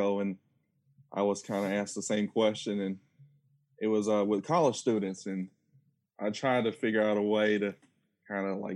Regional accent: Lexington, Kentucky, United States; I'm originally from Lexington, born and raised in Lexington, graduate of Eastern Kentucky in 2006

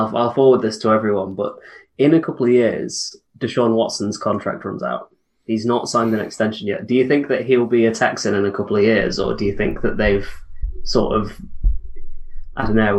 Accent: Chesterfield, East Midlands, United Kingdom; And me and Sam are Chesterfield.

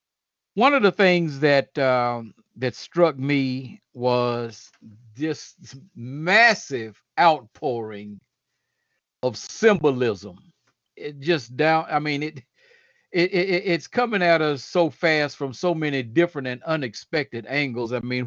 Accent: the South, United States; I have a very unusual experience for a person of African descent growing up in the United States and in the South.

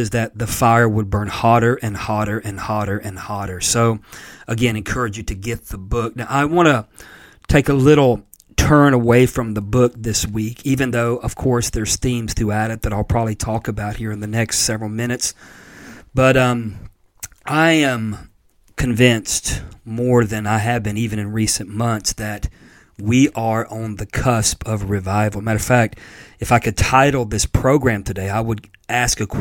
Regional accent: Pensacola, Florida, United States; Brownsville in Pensacola, Florida, which is actually my hometown

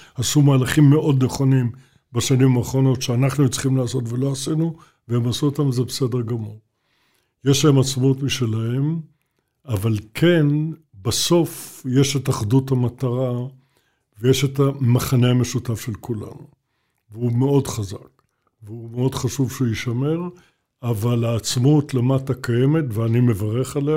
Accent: Jerusalem, Jerusalem District, Israel; אני ירושלמי

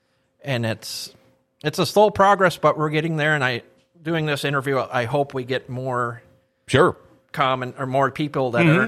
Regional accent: Park River, North Dakota, United States; moved away as an adult; now in Grand Forks, United States; I grew up in Park River. I graduated there in 2006.

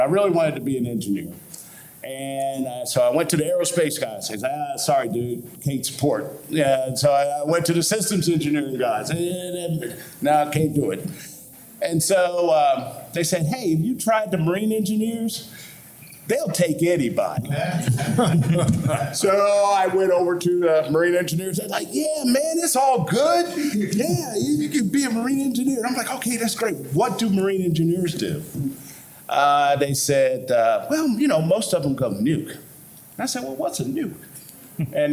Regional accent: St. Louis, Indianapolis, Midwest, United States; moved away as an adult; I am from the Midwest as well, St. Louis, Indianapolis.

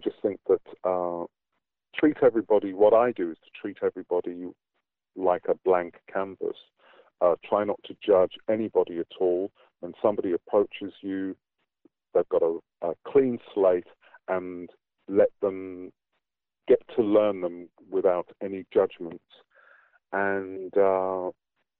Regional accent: England, United Kingdom; moved away as an adult; now in New Zealand; I grew up in Britain as part of the black British community, and that was what my identity was.

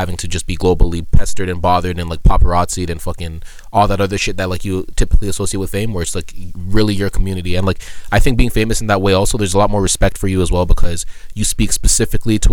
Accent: Toronto, Ontario, Canada; we're from Toronto

